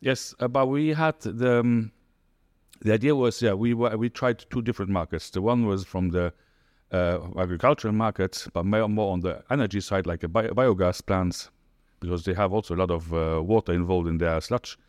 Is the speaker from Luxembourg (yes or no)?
yes; Luxembourg; moved away as an adult; now in United Arab Emirates; I'm from Luxembourg, as you said. And, yeah, since now two thousand nine in the U